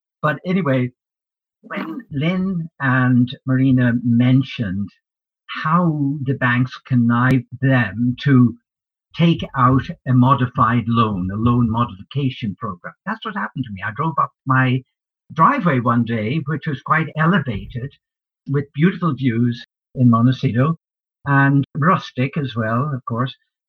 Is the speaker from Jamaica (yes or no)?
no; Ireland; now in United States; But I also, I'm an immigrant. I came from Ireland. I arrived in this great country by walking across the Buffalo Bridge. in 1966.